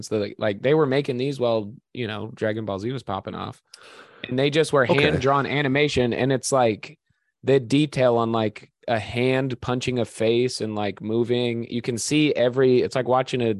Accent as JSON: {"language": "English", "region": "Nebraska", "country": "United States", "said": "I'm from Nebraska. I'm wearing red right now, dude."}